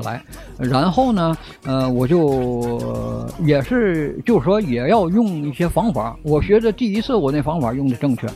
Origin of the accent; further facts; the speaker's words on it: China; 在我前边排着有三个我们中国人